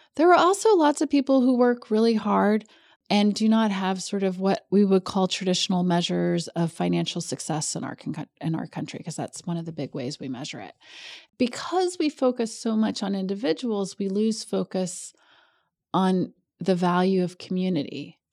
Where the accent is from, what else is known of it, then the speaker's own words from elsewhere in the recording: Kentucky, United States; also born or lived in New Hampshire; I'm actually from Kentucky.